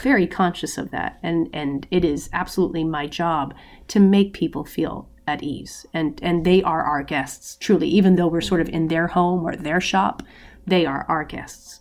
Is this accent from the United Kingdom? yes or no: no; United States; we're American